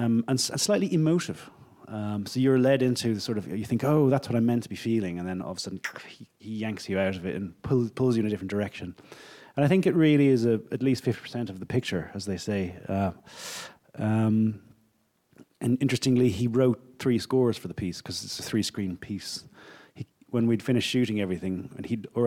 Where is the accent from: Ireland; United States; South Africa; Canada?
Ireland; I'm Irish.